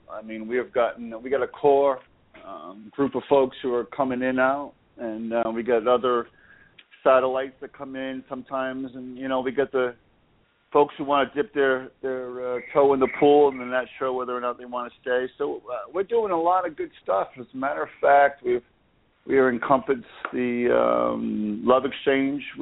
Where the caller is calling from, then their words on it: Boca Raton, Florida, United States; I am calling from Boca Raton, Florida.